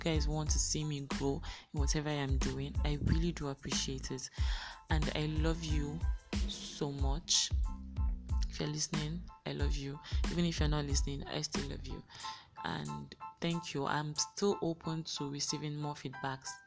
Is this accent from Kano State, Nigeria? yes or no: yes; Kano, Kano State, Nigeria; also born or lived in Edo State (ancestral state, Afemai); I was born in Kano State, Nasarawa Hospital, Kano. I'm a Kano breed right here.